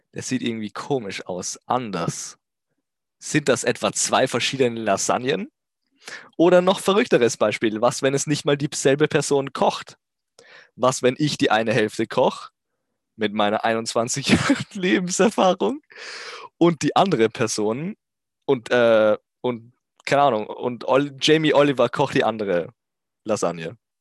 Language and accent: German; Austria; Ich komme außerdem aus Österreich